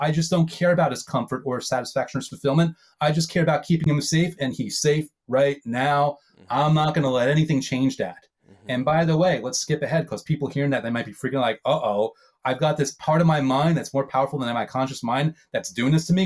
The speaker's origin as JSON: {"language": "English", "region": "New York", "country": "United States", "said": "I'm a New Yorker, so old school"}